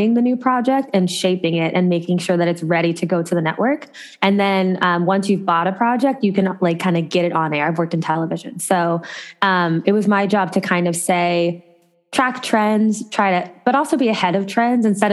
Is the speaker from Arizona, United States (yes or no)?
no; Ohio, United States; moved away as an adult; also born or lived in Los Angeles, California / Chicago / New York; I grew up in Ohio